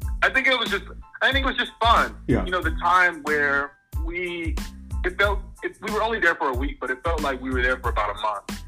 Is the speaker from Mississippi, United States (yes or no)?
yes; Hattiesburg, Mississippi, United States; moved away as an adult; from Hattiesburg, Mississippi. I'm a junior at Harvard.